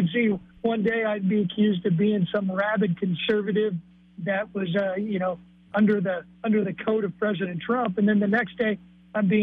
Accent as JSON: {"language": "English", "town": "Taylorville", "region": "Illinois", "country": "United States", "tie": "born or raised there", "said": "my hometown of Taylorville, about 11,000 people"}